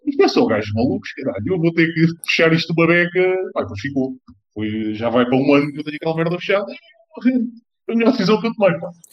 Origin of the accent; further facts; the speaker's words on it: Lisbon, Portugal; sou de Lisboa